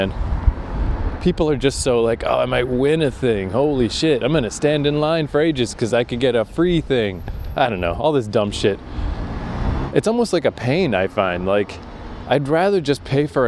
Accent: Canada; I'm a Canadian idiot

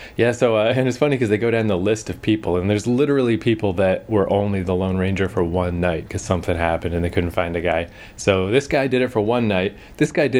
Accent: Canada; In case people can't tell from our charming accents, we're Canadian.

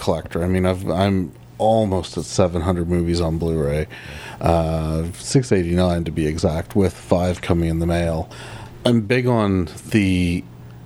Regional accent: Canada

